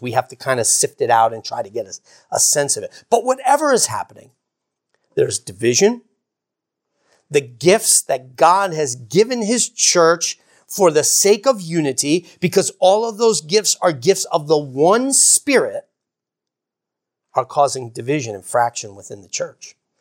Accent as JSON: {"language": "English", "country": "United States", "tie": "born or raised there", "said": "I grew up in America"}